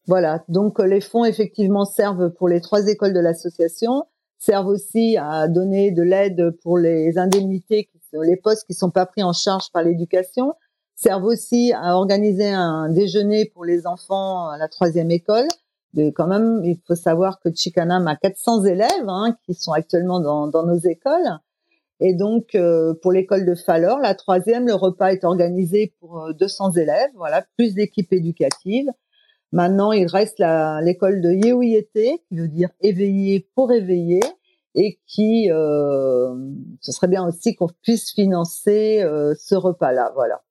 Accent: Loudéac, Brittany, France; moved away as an adult; also born or lived in Hamburg; now in Senegal; j'avais vraiment la nostalgie euh, de la Bretagne et de mon pays

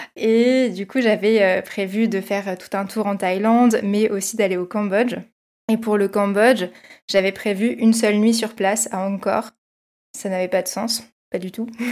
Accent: Versailles, Île-de-France, France; born or raised there

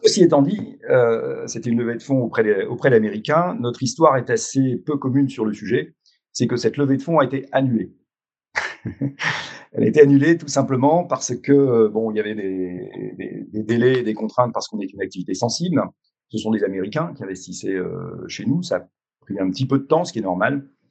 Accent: France

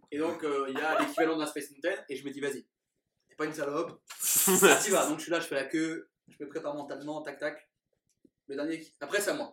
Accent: Burgundy, Bourgogne-Franche-Comté, France; je viens de Bourgogne.

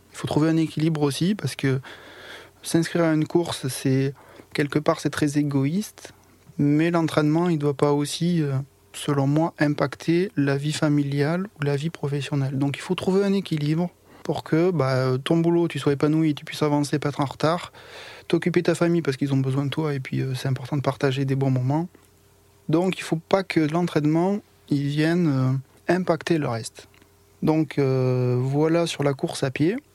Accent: Foix, Occitania, France; je suis né à Foix, dans l'Ariège, pas loin de Toulouse

